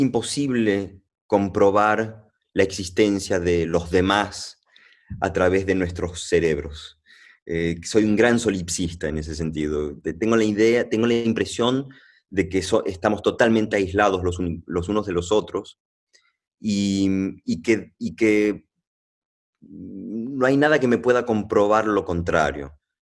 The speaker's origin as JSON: {"language": "Spanish", "country": "Venezuela", "tie": "born or raised there", "also_born_or_lived": "Argentina (family)", "said": "yo no soy colombiano, pero bueno, pero nací en Venezuela"}